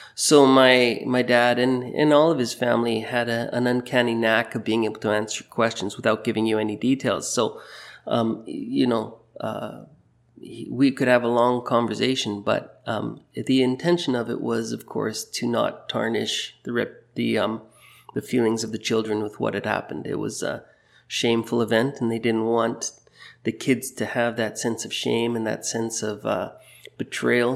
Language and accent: English; Burnaby, British Columbia, Canada; moved away as an adult; also born or lived in Toronto / Europe; now in Maple Ridge, Canada; I grew up in Burnaby, born in raised in Burnaby